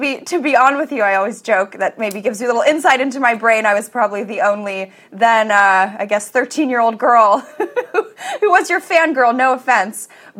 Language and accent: English; Los Angeles, California, United States; I grew up in Los Angeles in a very Hollywood adjacent, you know, prep school.